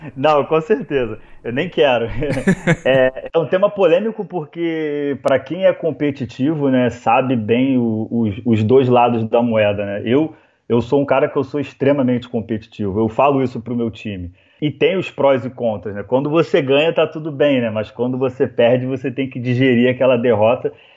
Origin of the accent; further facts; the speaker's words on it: Rio de Janeiro, Brazil; now in Florianópolis, Brazil; Eu sou carioca